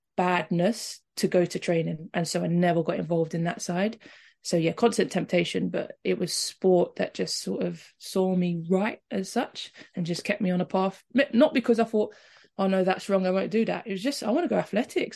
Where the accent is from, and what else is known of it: London, United Kingdom